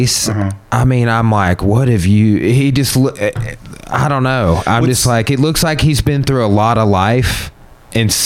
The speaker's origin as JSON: {"language": "English", "region": "Arkansas", "country": "United States", "said": "I'm from Arkansas"}